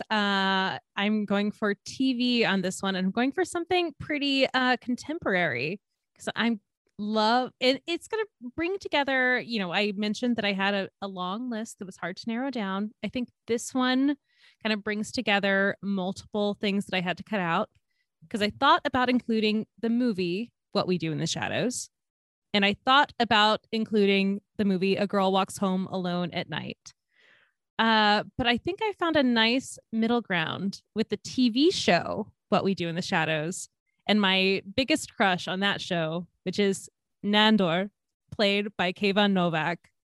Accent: Georgia, United States; grew up in Georgia

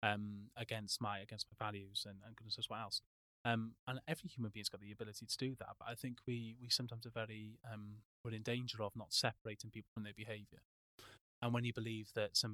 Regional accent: Wales, United Kingdom; moved away; I'm Welsh

